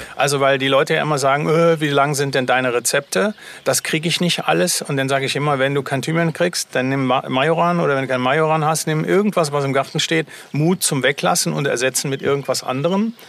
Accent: Germany; bei uns in Deutschland

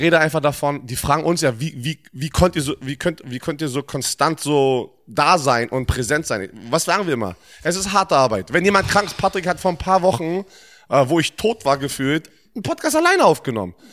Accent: Germany; Ich bin ein Footballspieler, der in Deutschland aufgewachsen ist

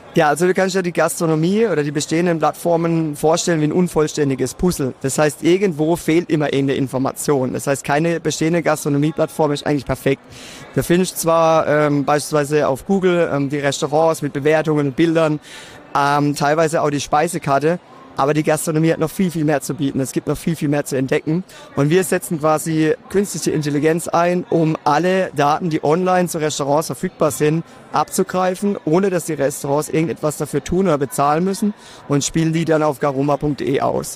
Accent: Karlsruhe, Baden-Württemberg, Germany; ich komme aus Karlsruhe, das hört man mir wahrscheinlich auch direkt

